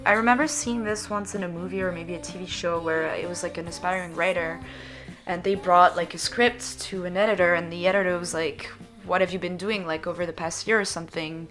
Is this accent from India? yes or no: no; Switzerland; first language French; English is a second language; moved away as an adult; now in Montreal, Canada; growing up in Switzerland.